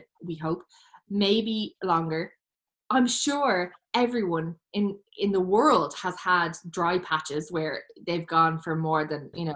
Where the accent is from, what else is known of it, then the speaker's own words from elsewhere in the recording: Ireland; as Irish people